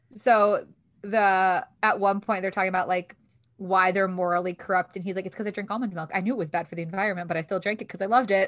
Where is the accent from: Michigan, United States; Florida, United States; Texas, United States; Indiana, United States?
Michigan, United States; Detroit; also born or lived in New York City; when I would meet people in New York to be like, "Where are you from?" I'd be like, "Detroit."